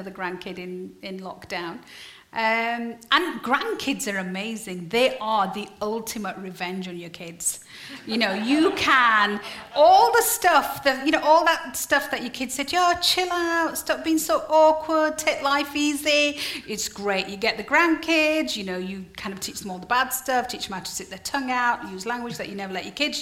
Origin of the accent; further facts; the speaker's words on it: Yorkshire and the Humber, United Kingdom; I'm from Yorkshire.